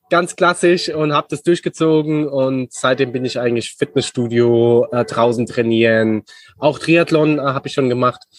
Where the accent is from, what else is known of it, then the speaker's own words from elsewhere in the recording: Aschaffenburg, Bavaria, Germany; also born or lived in Munich / Frankfurt / Barcelona; Ja, also ich bin Aschebecher jung sozusagen. Also äh, äh Aschaffenburg. Genau, aus Aschaffenburg, ja.